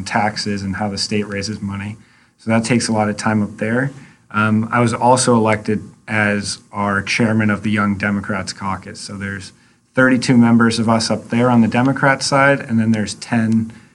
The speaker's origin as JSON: {"language": "English", "town": "Amherst", "region": "New Hampshire", "country": "United States", "tie": "born or raised there", "moved": "as an adult", "said": "I was born in Amherst and moved away for a little while and then came back and went to 4 years of middle school at AMS"}